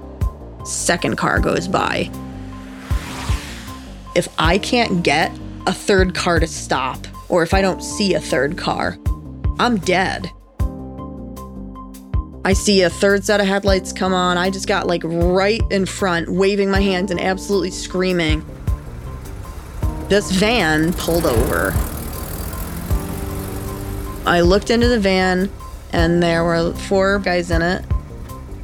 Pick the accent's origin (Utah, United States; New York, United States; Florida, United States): New York, United States; moved away as an adult; also born or lived in Chicago suburbs; I had never lived outside of New York State